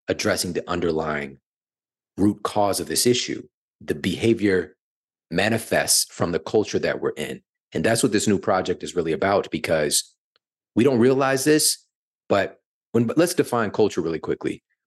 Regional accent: St. Louis, Missouri, United States; moved away as an adult; now in Los Angeles, United States; I'm from Saint Louis, born and raised in the heartland, and, you know, moving here to L A at the end of twenty nineteen

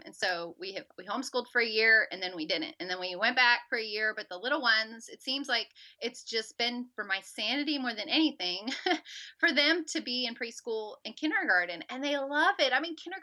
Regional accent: Southern California, United States; moved away as an adult; also born or lived in Auburn, Alabama / Jacksonville, Florida; now in Harrodsburg, United States; I grew up in Southern California

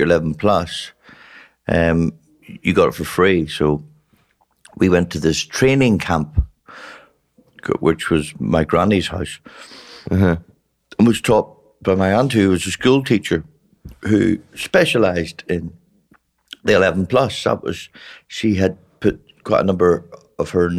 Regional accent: Northern Ireland, United Kingdom; moved away as an adult; also born or lived in England / London; now in Australia; But when I was one, they moved back to Northern Ireland the year the Troubles started, the year the modern day war, 1967.

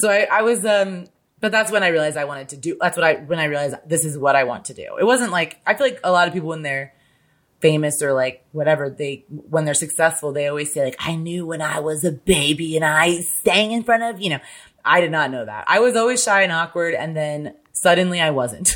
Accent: Midwest, United States; I'm literally from the Midwest where there is no accent

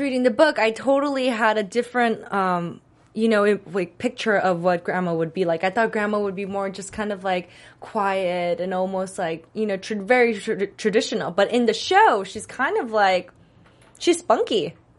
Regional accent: Texas, United States; I grew up in Texas

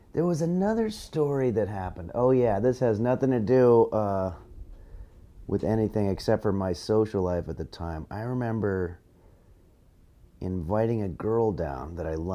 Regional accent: La Crescenta, California, United States; moved away; I'm from Los Angeles originally, a suburb called La Crescenta, but I grew up here, I came up here comedically

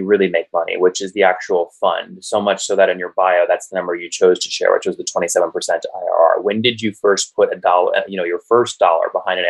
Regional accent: Loudoun County, Northern Virginia, United States; born or raised there

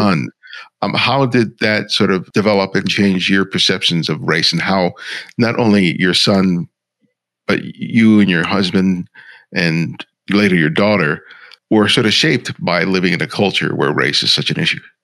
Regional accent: Los Angeles, California, United States; also born or lived in New York; I was born in New York, grew up in Los Angeles

